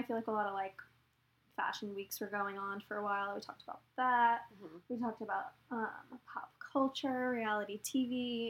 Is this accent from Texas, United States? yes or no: yes; Dallas, Texas, United States; moved away as an adult; also born or lived in Charleston, South Carolina; I am from Texas. I'm from the Dallas area, born and raised.